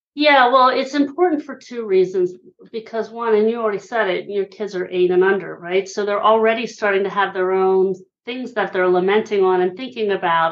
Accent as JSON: {"language": "English", "town": "Hershey", "region": "Pennsylvania", "country": "United States", "tie": "born or raised there", "moved": "yes", "lives_now": "Philadelphia, United States", "said": "I'm originally from Hershey, Pennsylvania. I live in Philly these days"}